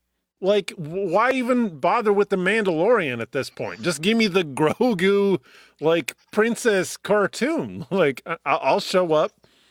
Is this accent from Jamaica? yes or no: no; Canada; I'm Canadian.